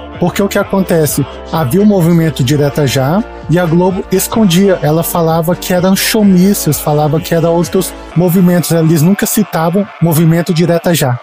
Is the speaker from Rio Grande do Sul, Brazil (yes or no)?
no; Brasília, Federal District, Brazil; como eu sou de Brasília